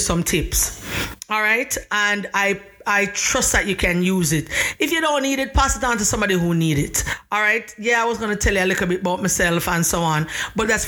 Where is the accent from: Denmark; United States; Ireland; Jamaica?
Jamaica; I am Jamaican, and my husband is from Brooklyn, New York.